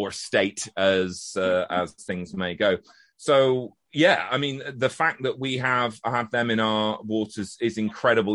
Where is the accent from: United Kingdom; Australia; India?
United Kingdom; Halifax, Yorkshire and the Humber; I am from Yorkshire